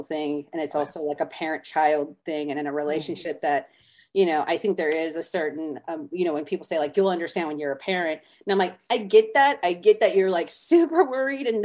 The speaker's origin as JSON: {"language": "English", "region": "a reservation in South Florida", "country": "United States", "tie": "born or raised there", "said": "I'm Native American and I grew up on a reservation in South Florida, but I was raised on the reservation"}